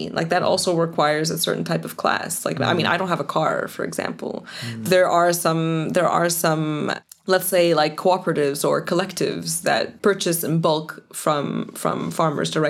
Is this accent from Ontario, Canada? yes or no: yes; Toronto, Ontario, Canada; born or raised there; moved away as an adult; also born or lived in Cairo, Egypt; now in Belgium